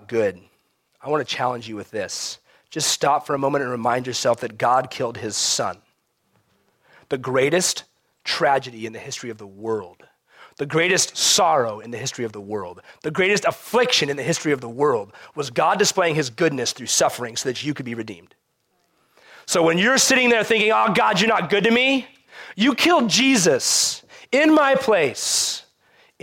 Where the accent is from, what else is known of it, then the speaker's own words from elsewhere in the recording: United States; as American Christians